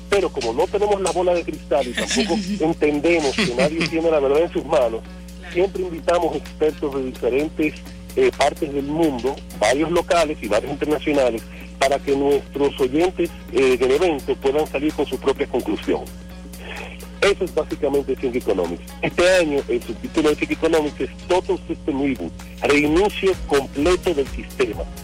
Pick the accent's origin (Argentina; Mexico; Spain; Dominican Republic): Dominican Republic; nosotros como República Dominicana tenemos mucha suerte